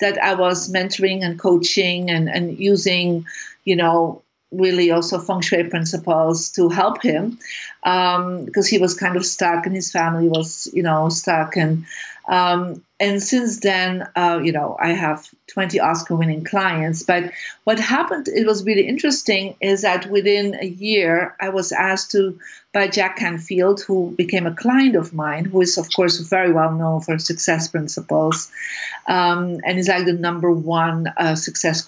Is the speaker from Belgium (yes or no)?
yes; Bruges, Flanders, Belgium; I'm from Belgium, originally from Bruges, a beautiful little city. And so I grew up there